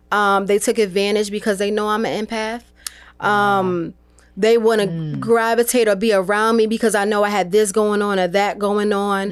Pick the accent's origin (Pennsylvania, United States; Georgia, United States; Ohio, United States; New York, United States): New York, United States; I'm originally from New York